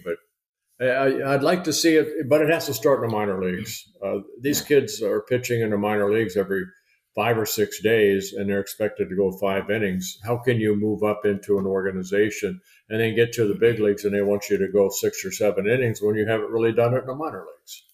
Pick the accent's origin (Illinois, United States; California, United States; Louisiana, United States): California, United States; Southern; also born or lived in Netherlands / Canada; I grew up in Southern California watching Koufax